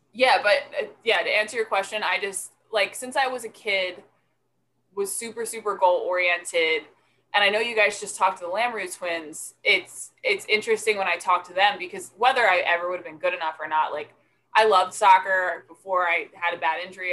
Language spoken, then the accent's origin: English; Delran, New Jersey, United States; I grew up in Delran, went to Delran High School